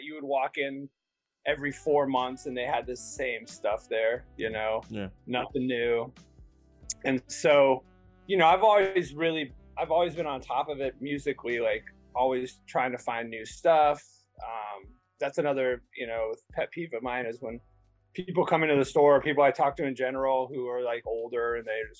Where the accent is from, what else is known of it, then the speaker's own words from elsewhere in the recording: Bay Area, California, United States; now in Chicago, United States; in California that I grew up in the Bay Area